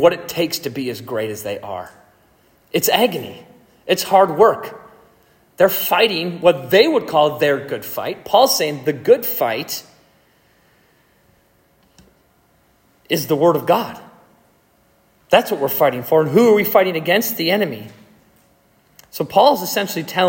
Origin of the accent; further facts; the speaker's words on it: Madison, Wisconsin, United States; I grew up in Madison